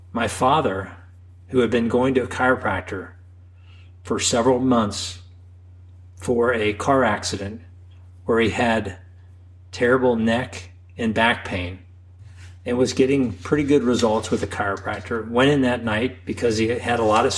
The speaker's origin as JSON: {"language": "English", "town": "Xenia", "region": "Ohio", "country": "United States", "tie": "born or raised there", "said": "I grew up and practice in my hometown"}